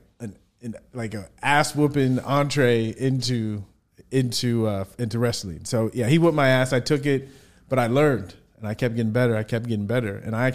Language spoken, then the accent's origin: English; San Diego, California, United States; I grew up in San Diego, California.